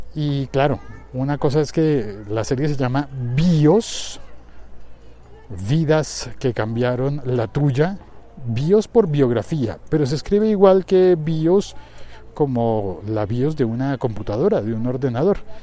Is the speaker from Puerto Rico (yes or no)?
no; Colombia; como colombiano